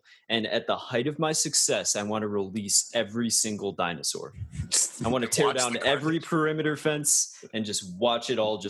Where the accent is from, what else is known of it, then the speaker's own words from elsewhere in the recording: the South, United States; I'm from a very different South than what people think of when they think of the South